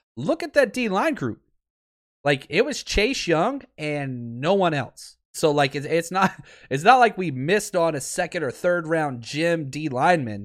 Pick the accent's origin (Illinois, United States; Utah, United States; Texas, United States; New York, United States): Texas, United States; Dallas; I grew up in Dallas